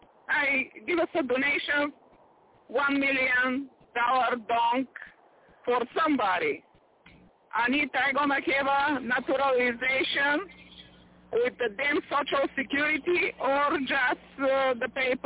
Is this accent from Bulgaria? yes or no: yes; Bulgaria; English is a second language; now in Las Vegas, United States; No, I'm not from Russia, but I'm raised in Bulgaria.